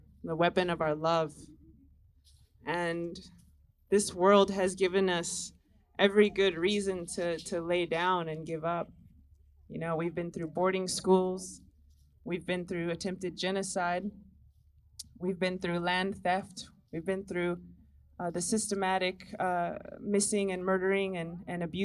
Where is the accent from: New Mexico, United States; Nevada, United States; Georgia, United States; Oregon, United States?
New Mexico, United States; Taos; I hail from Taos, New Mexico